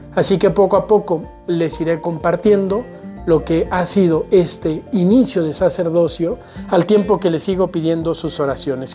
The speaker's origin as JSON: {"language": "Spanish", "region": "Aguascalientes", "country": "Mexico", "tie": "born or raised there", "moved": "yes", "lives_now": "Guadalajara, Mexico", "said": "Yo soy originario de Aguascalientes"}